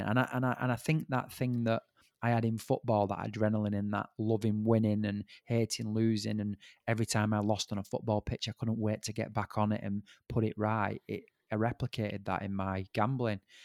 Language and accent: English; Bolton, North West England, United Kingdom; I'm from Bolton